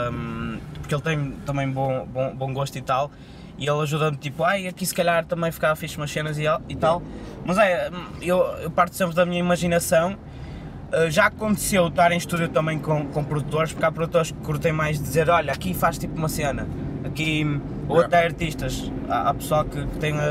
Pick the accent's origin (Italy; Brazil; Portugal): Portugal; Porto, Norte; eu sou do Porto